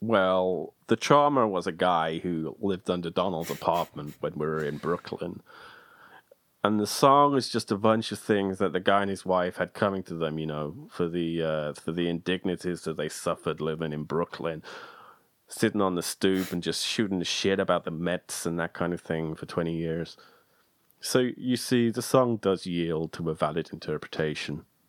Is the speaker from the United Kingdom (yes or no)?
yes; United Kingdom; as a Brit